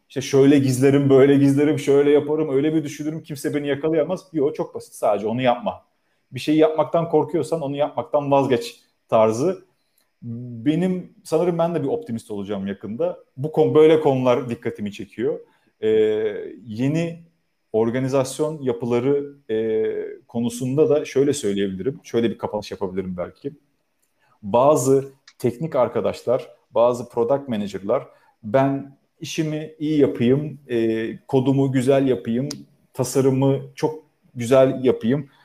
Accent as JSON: {"language": "Turkish", "region": "İzmir", "country": "Turkey", "tie": "born or raised there", "said": "Karşıyaka doğumluyum. Hayatımın çok büyük kısmını orada geçirdim"}